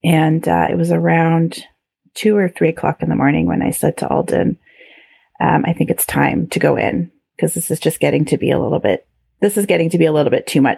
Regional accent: Canada; being very Canadian

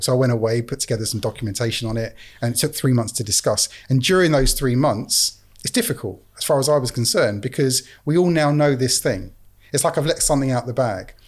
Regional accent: England, United Kingdom; being an English guy in Canada

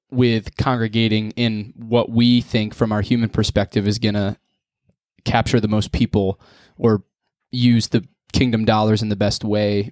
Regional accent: near Wellsboro, Pennsylvania, United States; also born or lived in Mansfield, Pennsylvania; I'm not from Wellsboro, I'm a town half hour away

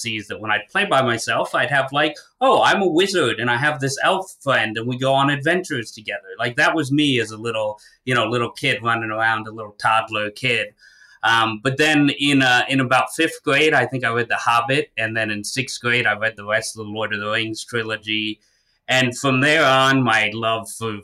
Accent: St. Petersburg, Florida, United States; I was born and raised in St. Pete, Florida.

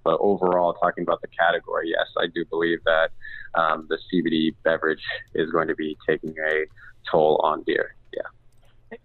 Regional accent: Pacific Northwest, United States; both Aaron and I grew up in the Pacific Northwest

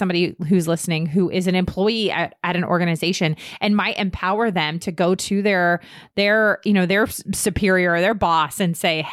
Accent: Northern Virginia, United States; I grew up in Northern Virginia

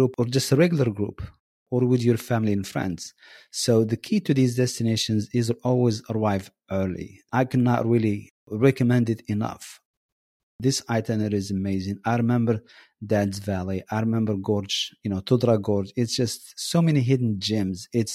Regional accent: Telouet, Drâa-Tafilalet, Morocco; now in Marrakesh, Morocco; I am originally from Tilwet

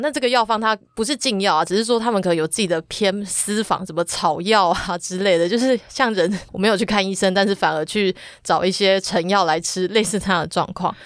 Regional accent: Taiwan; 我们台湾人

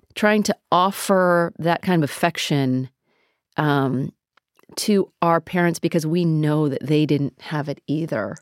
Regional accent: United States; I grew up in America.

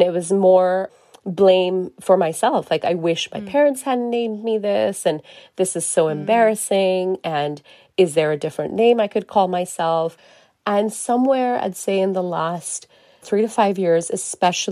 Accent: Singapore; growing up in Singapore

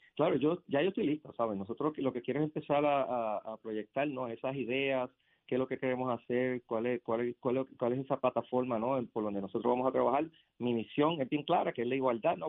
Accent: Yauco, Puerto Rico; ibarrito aquí de Puerto Rico, de Yauco

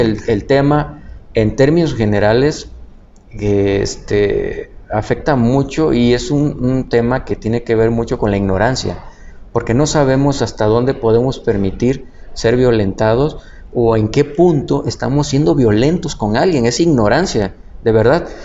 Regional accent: Tabasco, Mexico; yo soy tabasqueño

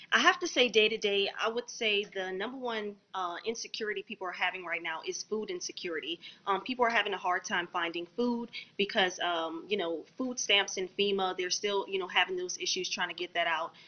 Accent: New Orleans, Louisiana, United States; I'm also from New Orleans, Louisiana, born and raised

